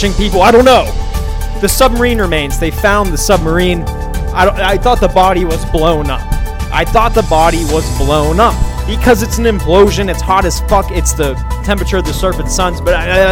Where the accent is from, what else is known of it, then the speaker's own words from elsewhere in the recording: Pittsburgh, Pennsylvania, United States; moved away; my hometown of Pittsburgh, Pennsylvania